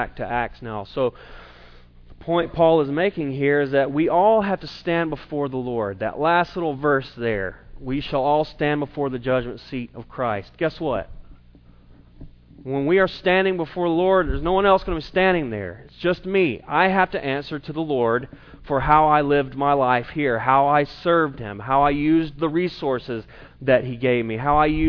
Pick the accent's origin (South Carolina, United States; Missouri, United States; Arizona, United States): South Carolina, United States; moved away; growing up in South Carolina